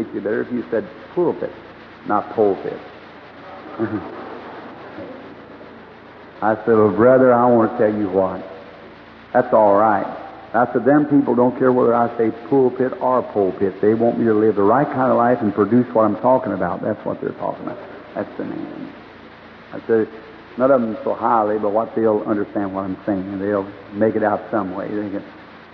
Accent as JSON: {"language": "English", "country": "United States", "tie": "born or raised there", "said": "I was born here in America"}